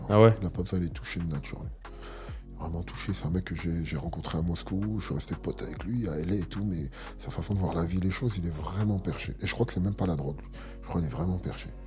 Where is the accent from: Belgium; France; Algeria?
Algeria; Moi, je suis un Algérien, je mange que du.